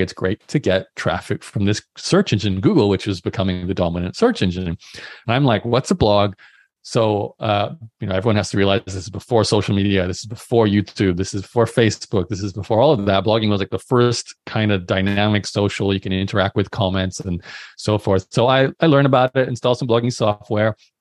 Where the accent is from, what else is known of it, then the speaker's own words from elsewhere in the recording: Australia; also born or lived in Brisbane; I'm born and raised in Australia, so I went to university in, in Brisbane